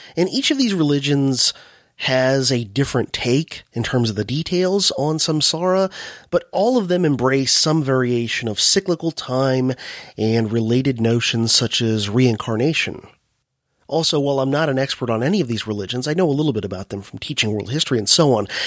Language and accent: English; United States; my home country, the U S